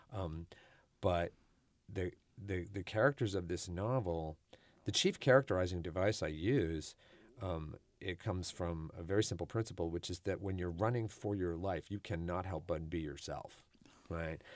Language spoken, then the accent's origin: English; Houston, Texas, United States; I'm not from New Orleans, but I'm from Houston